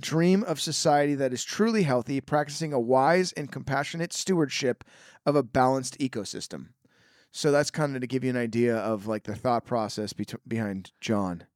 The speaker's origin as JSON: {"language": "English", "town": "Petaluma", "region": "California", "country": "United States", "tie": "born or raised there"}